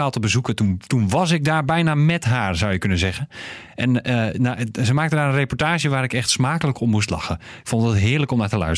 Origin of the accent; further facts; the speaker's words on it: Scherpenzeel, Gelderland, Netherlands; Ik kom uit Scherpenzeel en dat is een klein dorpje op de Veluwe, randje van de Veluwe, eh, vlakbij Renswoude. Het ligt er tegenaan, zou je kunnen zeggen.